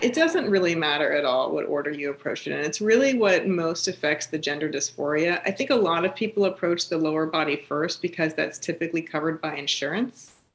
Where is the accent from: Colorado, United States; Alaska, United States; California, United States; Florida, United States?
California, United States; East Bay, San Francisco; moved away; also born or lived in New Jersey; I grew up in the East Bay of, of, San Francisco